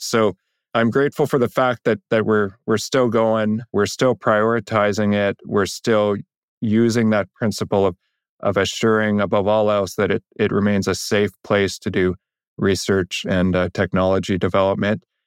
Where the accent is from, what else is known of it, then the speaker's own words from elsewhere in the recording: Canada; as a Canadian, that's a point of extreme pride